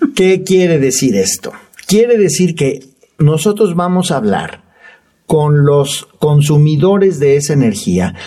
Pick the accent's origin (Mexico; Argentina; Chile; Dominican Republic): Mexico; nosotros como ciudadanos mexicanos